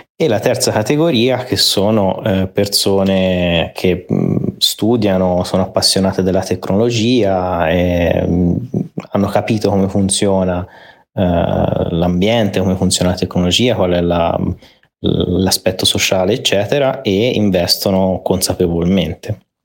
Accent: Italy; moved away; siamo messi male

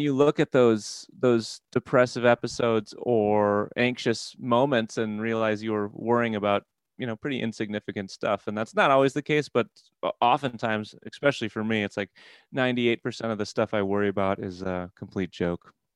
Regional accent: Midwest, United States; now in Wisconsin, United States; I'm from the Midwest

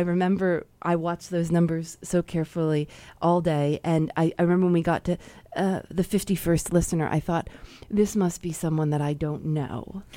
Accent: Chicago, Illinois, United States; I'm from Chicago

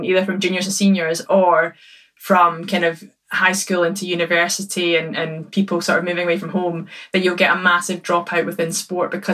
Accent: Perth, Scotland, United Kingdom; I was born in Perth. So technically my local club was St Johnstone

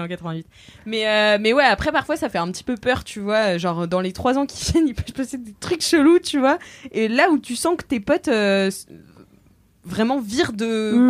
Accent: Nantes, Pays de la Loire, France; now in Paris, France; je suis nantaise

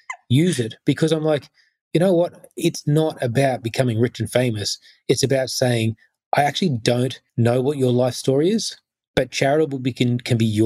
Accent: Sydney, New South Wales, Australia; I then grew up, I guess, in the Sutherland Shire, the probably the whitest part of Australia you could ever grow up in the 80s

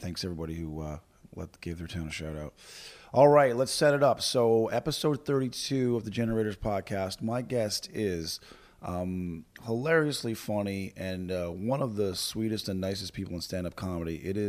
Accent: Fort McMurray, Alberta, Canada; my hometown, Fort McMurray, Alberta.

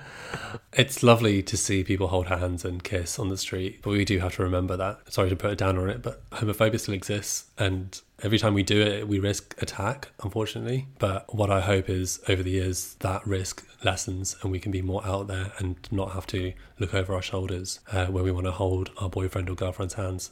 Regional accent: Brighton, South East England, United Kingdom; I grew up in Brighton

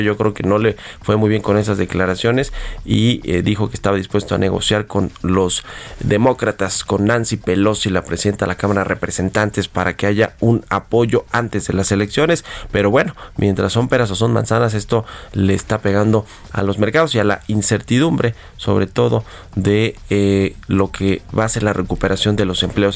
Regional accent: Mexico; todos nosotros que no solo somos los accionistas de Pemex, todos los mexicanos

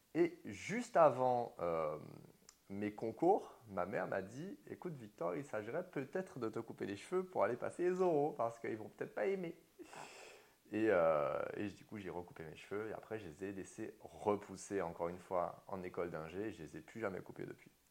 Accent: Martinique; moved away as an adult; j'ai grandi toute ma vie en Martinique jusqu'à mes 22 ans

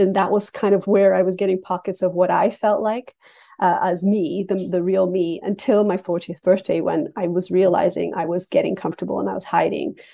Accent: Canada; also born or lived in England; because I was born in England and then raised in Canada. And I have the distinction of immigrating to Canada three times.

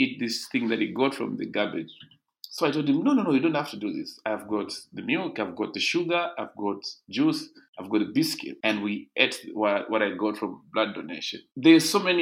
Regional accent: Ndola, Copperbelt Province, Zambia; I grew up in a place called Ndeke in Ndola

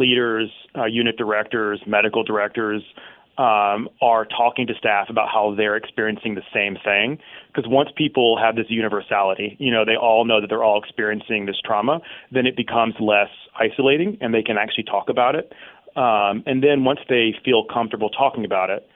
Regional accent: Mississippi, United States; I'm from Mississippi

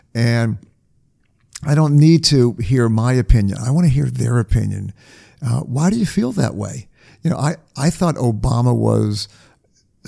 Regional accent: New England, United States; I grew up in New England

